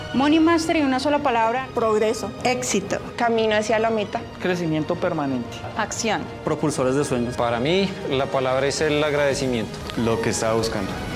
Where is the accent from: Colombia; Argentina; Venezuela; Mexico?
Colombia